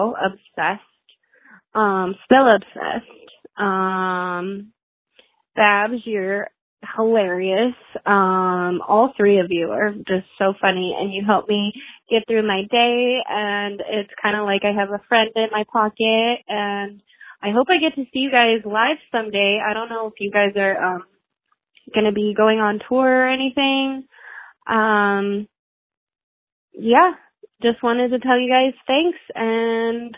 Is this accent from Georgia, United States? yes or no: no; San Diego, California, United States; I'm from San Diego.